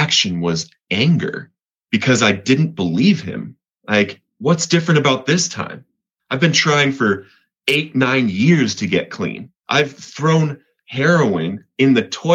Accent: Colorado, United States; moved away; also born or lived in Montana; I'm from Colorado

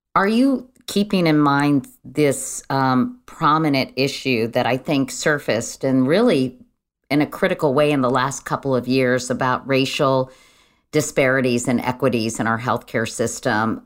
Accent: Virginia, United States; my home state of Virginia

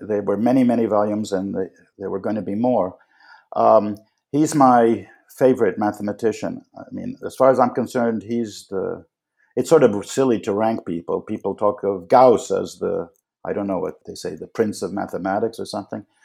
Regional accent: New York City, New York, United States; a kid growing up in Manhattan

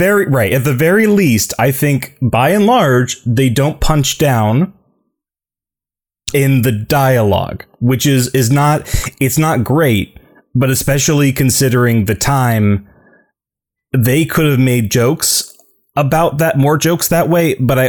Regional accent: New Jersey, United States; I grew up in New Jersey.

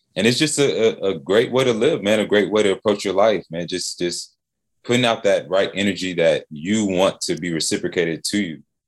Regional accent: Atlanta, Georgia, United States; Hometown kid, man. Born and raised in Atlanta

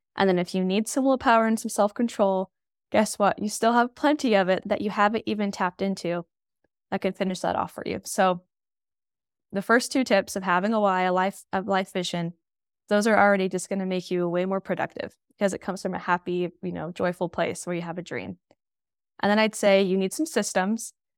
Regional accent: Utah, United States; I'm from Utah

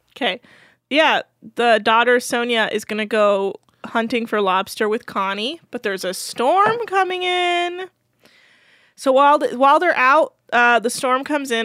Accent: Bay Area, Northern California, United States; I was raised in Northern California.

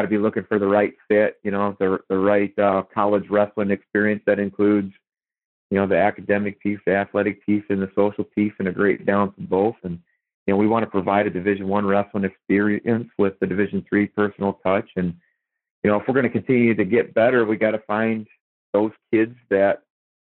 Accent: Iowa, United States; moved away as an adult; also born or lived in North Carolina; now in Ohio, United States; my wife is from Iowa, I'm from Iowa

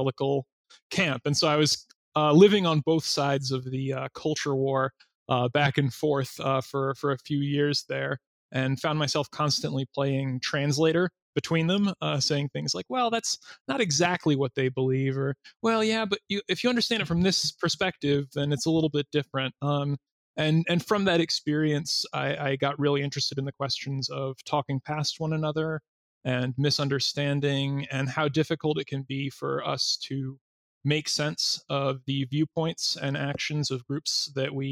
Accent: Massachusetts, United States; moved away as an adult; also born or lived in North Carolina; I grew up in Massachusetts and at a Baptist church

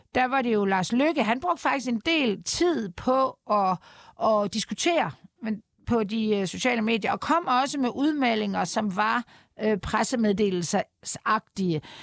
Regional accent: Denmark; vi som danskere

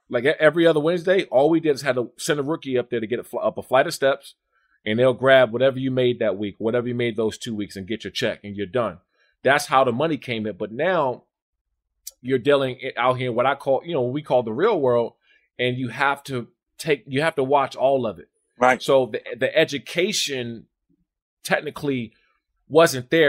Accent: Maryland and D.C., United States; also born or lived in Washington, D.C.; I grew up in Maryland and D.C.

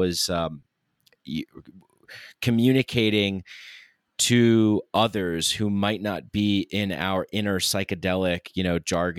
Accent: New York, United States; now in Denver, United States; New York is my hometown. I'm out here in Denver now

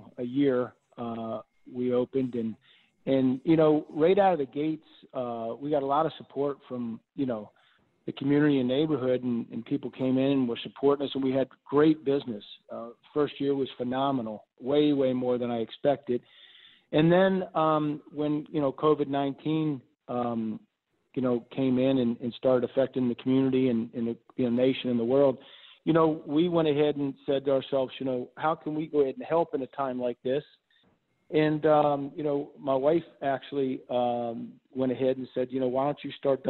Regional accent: Miami, Florida, United States; moved away as an adult; now in New Orleans, United States; I'm originally from Miami, Florida. That's where, you know, I grew up and went to high school

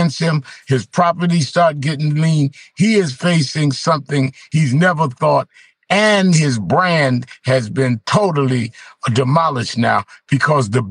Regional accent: New York City, New York, United States; me as a New Yorker that grew up in New York as Donald Trump did

